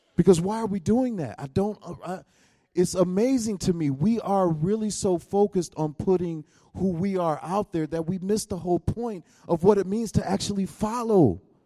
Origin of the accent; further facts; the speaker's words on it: United States; I come from America